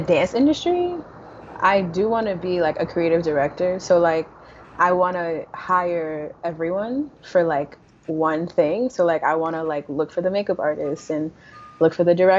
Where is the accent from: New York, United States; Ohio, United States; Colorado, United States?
New York, United States; New York City; moved away as an adult; now in Los Angeles, United States; I'm from the Bronx, New York